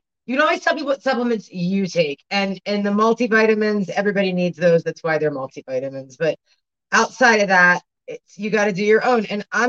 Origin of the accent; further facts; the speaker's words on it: Baltimore, Maryland, United States; I'm from Baltimore.